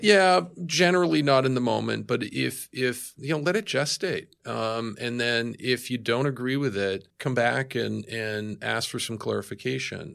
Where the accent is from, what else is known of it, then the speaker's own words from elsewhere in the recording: Boston, Massachusetts, United States; now in New York, United States; I am from Boston